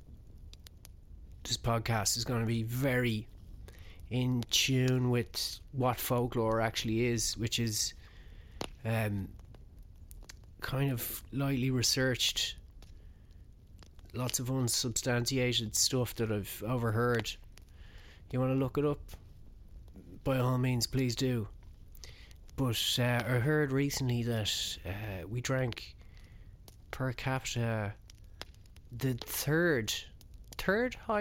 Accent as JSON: {"language": "English", "town": "Ballymore Eustace", "region": "County Kildare", "country": "Ireland", "also_born_or_lived": "Blessington, County Wicklow", "said": "I'm from Kildare, so it's a bit of a vexed issue. I'm technically from Ballymore Eustace"}